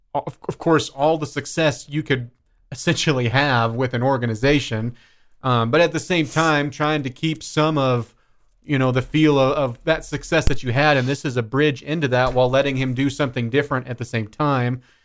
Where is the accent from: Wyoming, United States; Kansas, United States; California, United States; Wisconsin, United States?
Kansas, United States; Mullinville; born or raised there; also born or lived in Dodge City, Kansas; now in Lubbock, United States